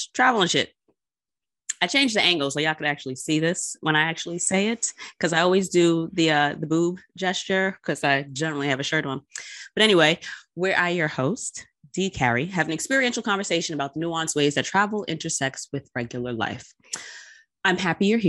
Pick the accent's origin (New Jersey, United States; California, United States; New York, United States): New York, United States; I'm from New York